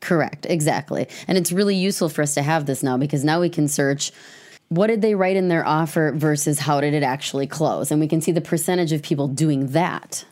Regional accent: Madison, Wisconsin, United States; also born or lived in Fitchburg, Wisconsin / Verona, Wisconsin; I grew up in Mad-, West Madison, Fitchburg, Verona.

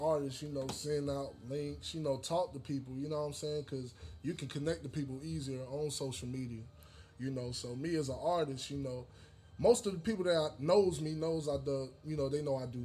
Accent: Charlotte, North Carolina, United States; I'm from Charlotte, North Carolina, East Side to be exact. That's home

